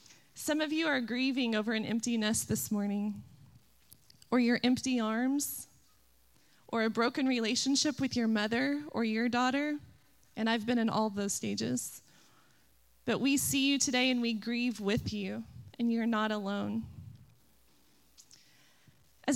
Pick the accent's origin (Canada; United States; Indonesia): United States; Oklahoma; also born or lived in Illinois; I grew up in Oklahoma, football country